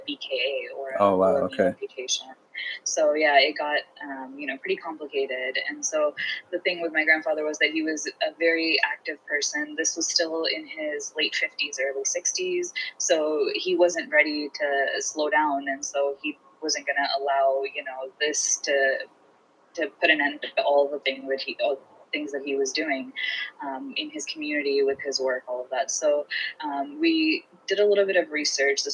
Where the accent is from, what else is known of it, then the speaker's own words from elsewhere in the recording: Houston, Texas, United States; also born or lived in India; I'm from Houston, Texas